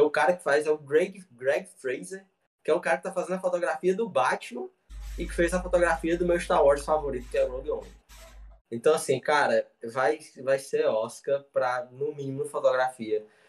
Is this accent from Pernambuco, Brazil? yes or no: no; interior of Ceará, Brazil; Eu sou do interior do Ceará, uma cidade muito